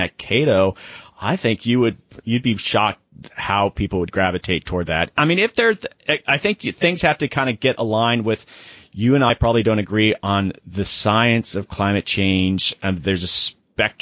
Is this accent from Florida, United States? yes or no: yes; Sarasota, Florida, United States; I grew up in Sarasota, Florida, which is on the West Coast